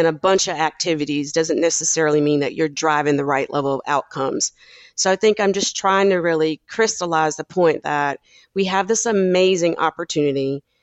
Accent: South Carolina, United States; even from a kid growing up in South Carolina and deciding to move my family to the West Coast because of some racial issues that I faced as a kid

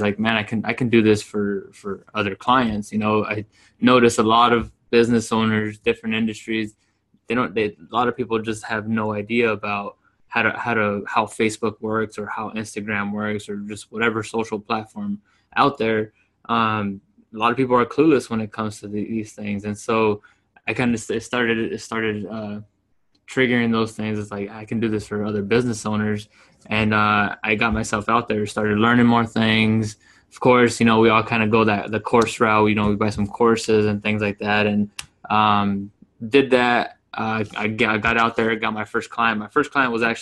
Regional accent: Yuma, Arizona, United States; moved away as an adult; now in Phoenix, United States; So I'm in Phoenix, Arizona. I grew up in Yuma, Arizona, came up here, came to school

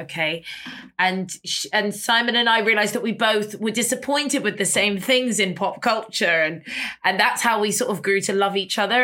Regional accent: London, United Kingdom; I grew up on Portobello Road

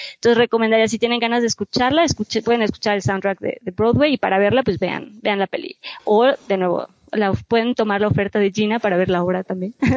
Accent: Mexico; como mexicanos

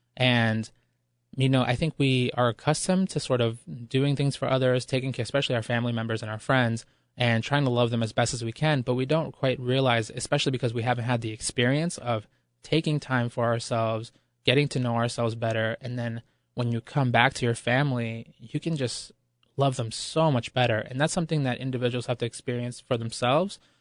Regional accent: Ecuador; moved away; I was born in Ecuador, and the word pueblo there, it refers to, you know, the masses of impoverished people, and, and that, those are really my roots

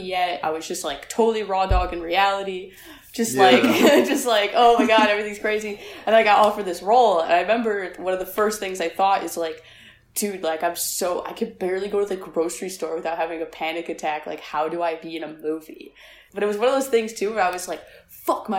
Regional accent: Buffalo, New York, United States; I grew up in South Buffalo

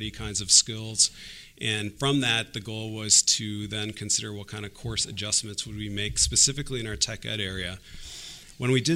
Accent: Port Washington, Wisconsin, United States; I was born and raised in Port Washington

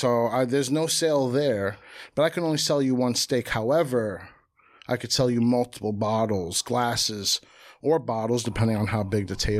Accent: Jersey City, New Jersey, United States; Pops from the Bronx.

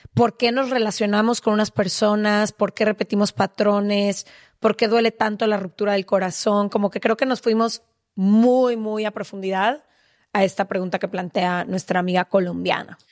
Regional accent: Mexico; como mujer mexicana

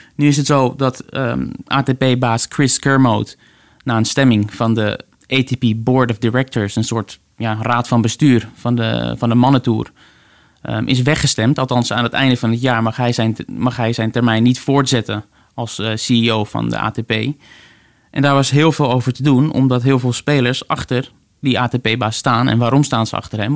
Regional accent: Netherlands

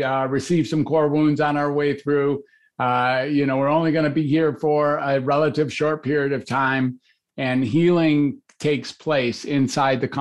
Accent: Detroit, Michigan, United States; also born or lived in Ann Arbor, Michigan; I grew up in Detroit and I went to the University of Michigan

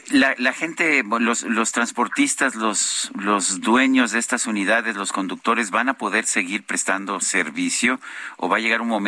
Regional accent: Mexico City, Mexico; somos ciudadanos de la Ciudad de México.

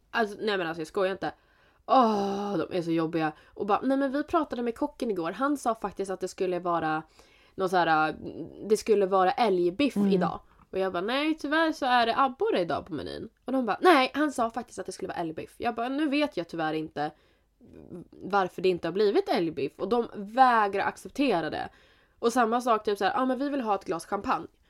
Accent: Jämtland, Sweden; Vi är från Jämtland, Jämtland Härjedalen

